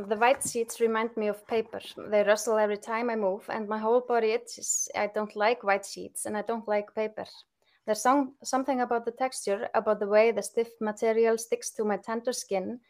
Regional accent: Akranes, Western Region, Iceland; my hometown, Akranes

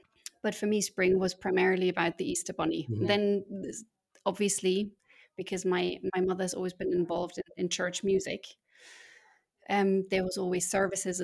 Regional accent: north of Bavaria, Germany; now in Murcia, Spain; Home for me, when I was brought up in Germany, I'm German. So for me, that meant the north of Bavaria, which means snow.

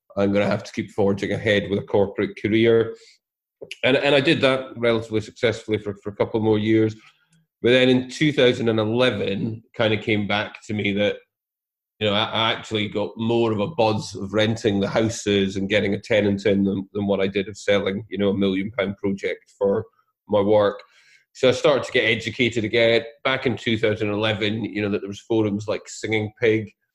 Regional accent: Scotland, United Kingdom; I'm Scottish

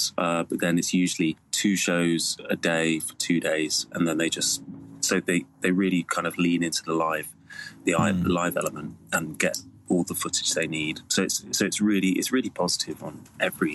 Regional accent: Cornwall, South West England, United Kingdom; I grew up in Cornwall

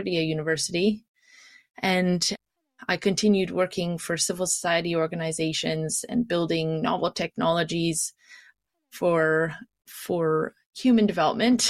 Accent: Canada; moved away as an adult; also born or lived in Kitchener-Waterloo, Ontario / Nova Scotia / Montreal, Quebec / Morocco; now in London, United Kingdom; I am originally from Canada. I grew up in Kitchener-Waterloo and then in Nova Scotia

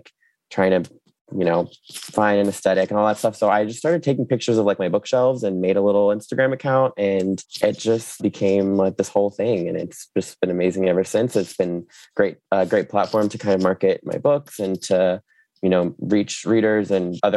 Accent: Jacksonville, Florida, United States; also born or lived in New York; I grew up in Florida, you know, grew up at the beach

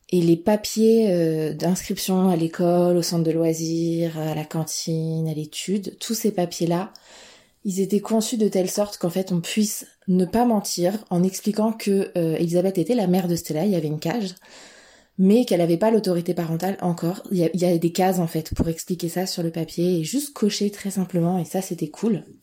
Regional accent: Vanves, Île-de-France, France; now in Chartres, France; On vient de, on vient de Vanves, en région parisienne, à côté de Paris.

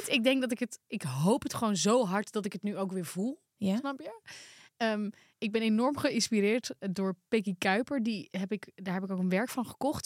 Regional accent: Volendam, North Holland, Netherlands; ik kom toch uit Volendam.

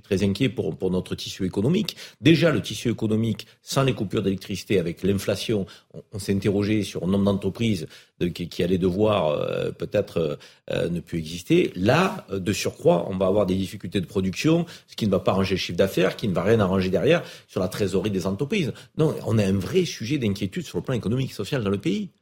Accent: France; also born or lived in Maghreb (family origin); on est français, fiers de l'être

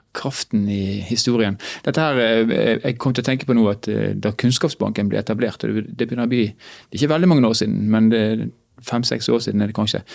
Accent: Bergen, Vestland, Norway; now in Northern Norway; Jeg er fra Bergen og er da en innflytter

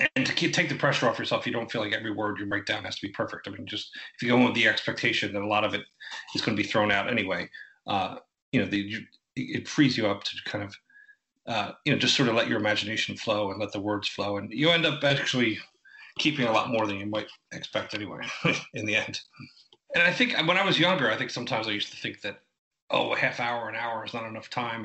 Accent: Philadelphia, Pennsylvania, United States; I grew up in uh, in Philadelphia, Philadelphia area, just right right outside of uh, West Philadelphia, in like Upper Darby and Havertown area

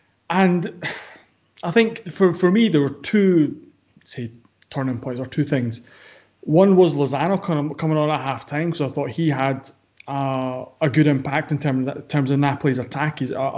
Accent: Ireland; I'm from Ireland.

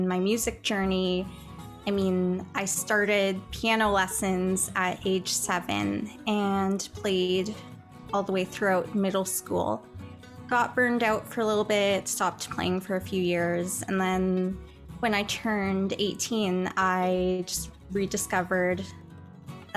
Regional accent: Chilliwack, British Columbia, Canada; now in Saskatchewan, Canada; my hometown of Chilliwack, BC

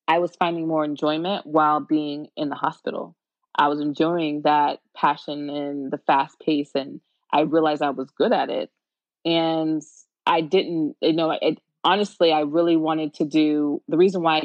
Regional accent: Tampa, Florida, United States; I am from the Tampa Bay area, and I went to high school in Tampa.

